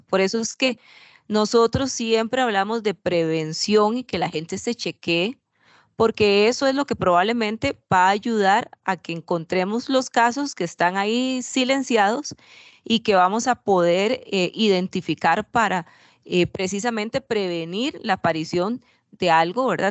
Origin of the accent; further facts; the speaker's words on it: Costa Rica; yo soy de Costa Rica